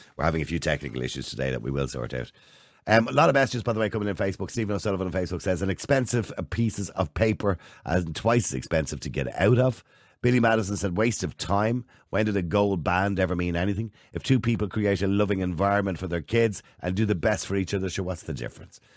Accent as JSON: {"language": "English", "country": "Ireland", "said": "us Irish"}